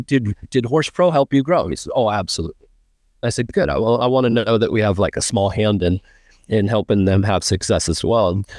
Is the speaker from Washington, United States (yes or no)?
yes; Washington, United States; moved away as an adult; also born or lived in Ellensburg, Washington / Oklahoma; now in Texas, United States; I'm from Washington. I was born in Ellensburg